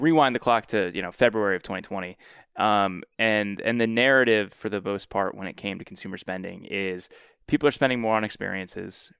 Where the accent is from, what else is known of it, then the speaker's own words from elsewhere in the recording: Washington, District of Columbia, United States; my hometown and kind of the fool's hometown of D C